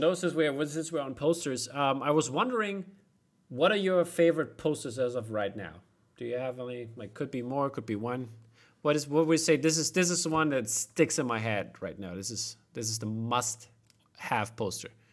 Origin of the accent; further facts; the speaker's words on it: East Germany, Germany; I grew up in East Germany